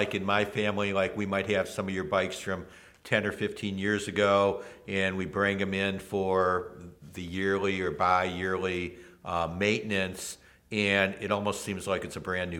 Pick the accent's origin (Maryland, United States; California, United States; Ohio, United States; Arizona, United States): Ohio, United States; Toledo; I grew up in West Toledo